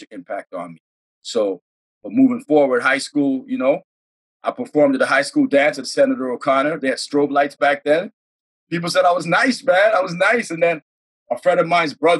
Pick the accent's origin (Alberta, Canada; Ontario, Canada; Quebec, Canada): Ontario, Canada; Toronto; I was born in Toronto, raised in Toronto